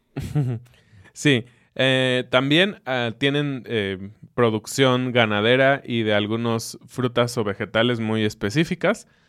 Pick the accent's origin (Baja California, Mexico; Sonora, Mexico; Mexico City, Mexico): Mexico City, Mexico; now in Querétaro, Mexico; Aunque digamos que somos chilangos, la verdad es que estamos muy contentos de vivir en Querétaro.